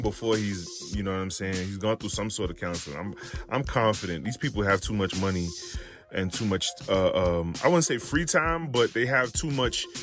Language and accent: English; New York City, New York, United States; Me growing up in New York City